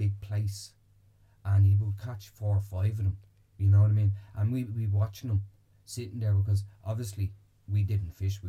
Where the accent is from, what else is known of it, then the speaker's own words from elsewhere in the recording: Bray, Leinster, Ireland; I'm originally from Bray